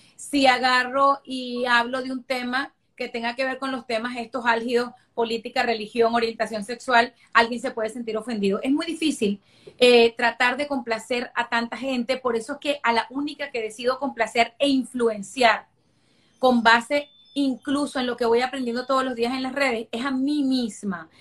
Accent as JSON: {"language": "Spanish", "country": "Venezuela", "tie": "born or raised there", "also_born_or_lived": "Caracas / London", "moved": "as an adult", "lives_now": "Miami, United States", "said": "yo soy una venezolana que lo tuve todo en Venezuela. Yo eh, crecí en un hogar clase media"}